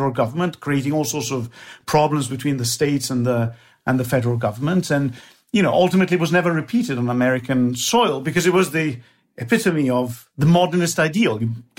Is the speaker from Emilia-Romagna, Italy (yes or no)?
yes; Bologna, Emilia-Romagna, Italy; English is a second language; And so, for example, I come from Bologna, a lovely town in northern Italy where lasagna and tortellini and lots of good things come from.